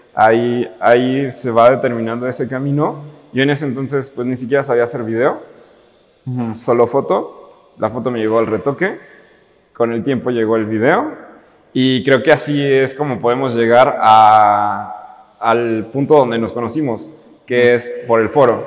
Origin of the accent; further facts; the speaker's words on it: Totatiche, Jalisco, Mexico; moved away as an adult; now in Guadalajara, Mexico; yo soy de un pueblito y en particular de un rancho. Se llama Totatiche y es al norte de Jalisco